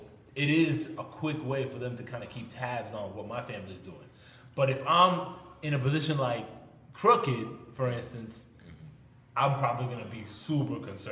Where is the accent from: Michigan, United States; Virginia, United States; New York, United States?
New York, United States; New York City; I'm from the Bronx